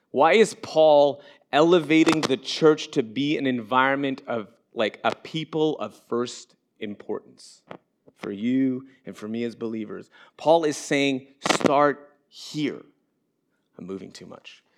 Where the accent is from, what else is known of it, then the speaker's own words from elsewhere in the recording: Montreal, Quebec, Canada; moved away as an adult; now in Orlando, United States; we moved down here from Montreal, Quebec, which is my um, where I was born and where I was raised.